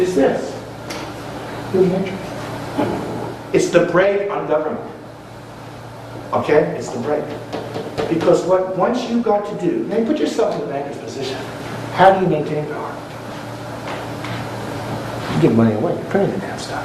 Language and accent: English; Washington, District of Columbia, United States; I'm an American. I was born in Washington, D.C.